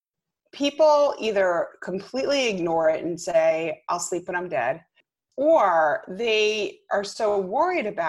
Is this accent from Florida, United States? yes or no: no; Rhode Island, United States; moved away as an adult; now in Westchester, New York, United States; I'm originally from Rhode Island